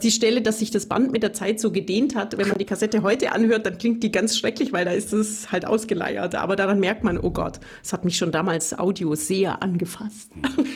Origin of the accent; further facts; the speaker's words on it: Bavarian Swabia, Germany; accent: Bavarian Swabian, rolled R; moved away as an adult; now in Tübingen, Germany; ich komme aus Bayerisch-Schwaben, wie man am rollenden R vielleicht hört